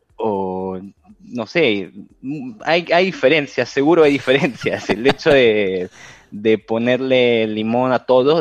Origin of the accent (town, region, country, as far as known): Rome, Lazio, Italy; born or raised there; moved away as an adult; also born or lived in Buenos Aires, Argentina / Cancún, Mexico